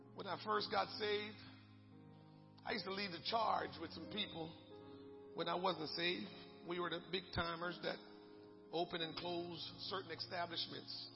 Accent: Jamaica; moved away; growing up in Jamaica, many of our neighbors had dogs.

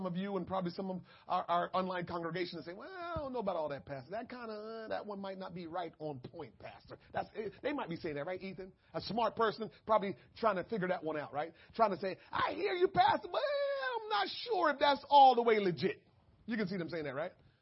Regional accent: Jamaica; I'm Jamaican

